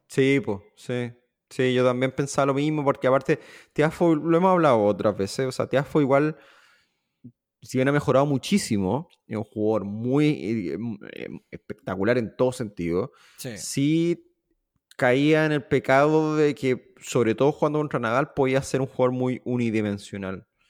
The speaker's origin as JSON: {"language": "Spanish", "country": "Chile", "said": "siendo chileno"}